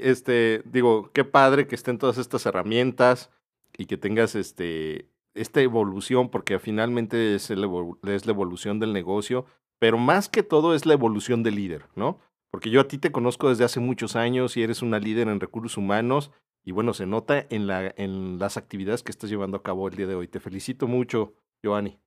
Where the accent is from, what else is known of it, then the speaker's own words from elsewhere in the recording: Mexico; ser buenos como mexicanos